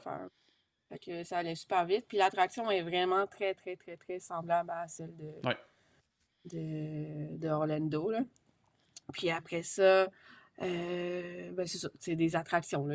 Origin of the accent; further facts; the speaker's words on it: Quebec, Canada; J'étais la seule du Québec